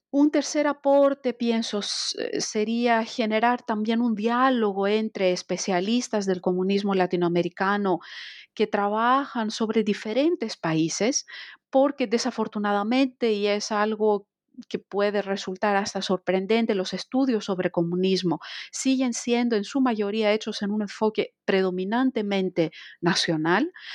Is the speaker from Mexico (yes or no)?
no; Greece; moved away as an adult; also born or lived in France; empecé mis estudios de historia en Grecia, soy griega de nacionalidad